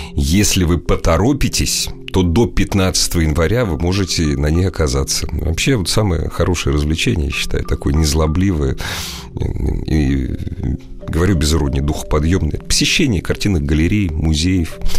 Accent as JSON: {"language": "Russian", "region": "Moscow", "country": "Russia", "said": "мы москвичи"}